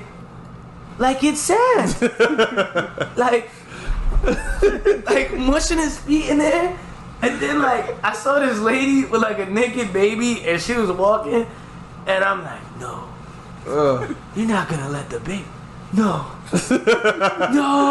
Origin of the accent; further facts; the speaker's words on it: New York, United States; I'm so New York